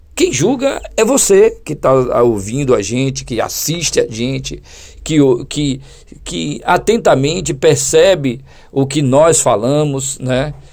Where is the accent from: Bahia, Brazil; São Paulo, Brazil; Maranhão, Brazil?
Bahia, Brazil; Eu sou aqui da Bahia